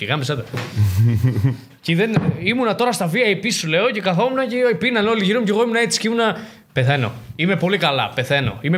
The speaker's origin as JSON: {"language": "Greek", "country": "Denmark", "said": "Παίζαμε αυτή την κάρτα, δηλαδή, επειδή είμαι από Δανία."}